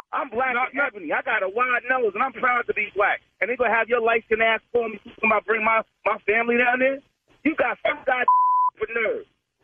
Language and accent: English; Tennessee, United States; Yeah, born and raised in Tennessee.